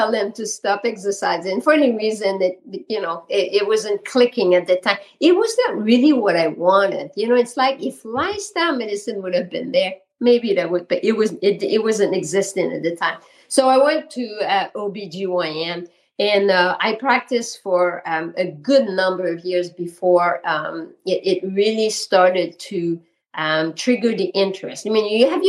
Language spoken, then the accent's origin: English; Quebec, Canada; accent: Quebec; moved away as an adult; now in Vermont, United States; my accent is from Quebec. So I'm French Canadian, and I've been in Vermont now for 28 years